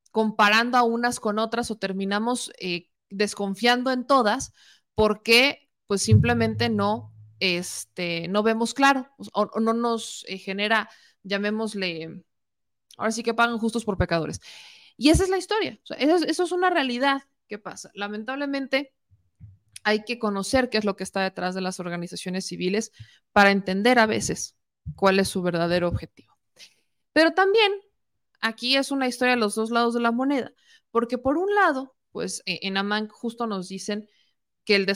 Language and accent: Spanish; Puebla, Mexico